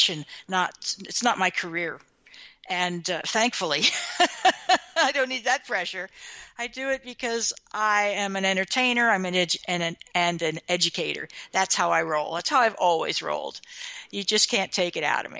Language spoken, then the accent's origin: English; Midwestern America, United States; growing up in Midwestern America in the 1960s.